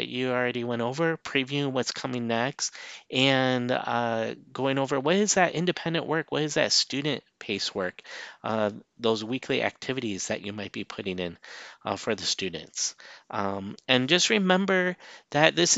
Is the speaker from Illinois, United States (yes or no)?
yes; Illinois, United States; moved away; I'm from Illinois originally